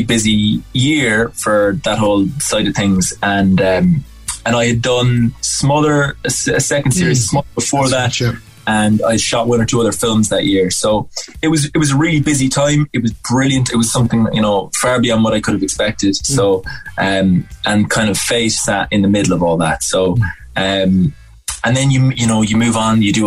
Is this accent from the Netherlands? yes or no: no; Cork, Munster, Ireland; moved away as an adult; also born or lived in Dublin; I'm from Glanmire originally, so grew up in the city.